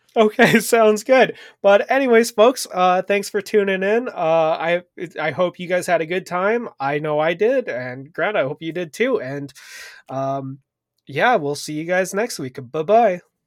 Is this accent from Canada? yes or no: yes; Canada; as a Canadian